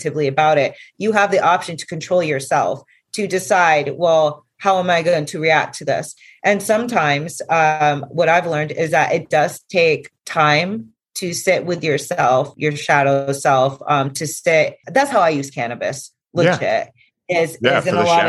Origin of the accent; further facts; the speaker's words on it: Vermont, United States; I'm from Vermont